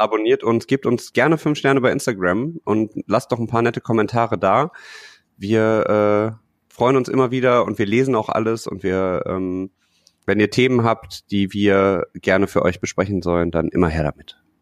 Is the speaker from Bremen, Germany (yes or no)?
no; Düsseldorf, North Rhine-Westphalia, Germany; als Düsseldorfer